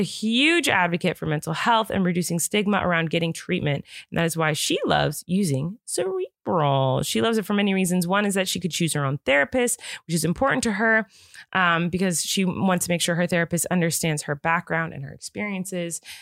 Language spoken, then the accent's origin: English; Santa Barbara, California, United States; I grew up in Santa Barbara